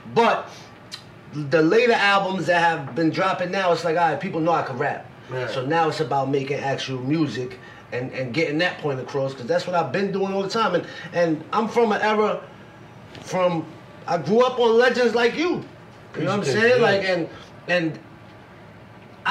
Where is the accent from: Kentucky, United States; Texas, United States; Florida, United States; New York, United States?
New York, United States; New York City; also born or lived in Staten Island / Poconos; See, I'm from Coney Island, but in my high school years, I went to high school in Staten Island.